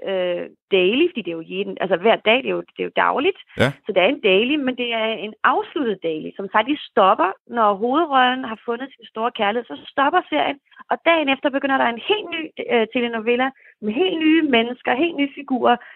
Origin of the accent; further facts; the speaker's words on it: Copenhagen, Capital Region of Denmark, Denmark; moved away as an adult; now in Germany; Og jeg havde så faktisk lavet lidt, øh, lidt teater hjemme i København, da jeg var helt ung.